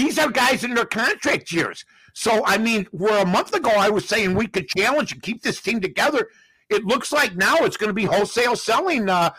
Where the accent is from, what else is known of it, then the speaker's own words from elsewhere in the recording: Chicago, Illinois, United States; my hometown team here, the Chicago Cubs.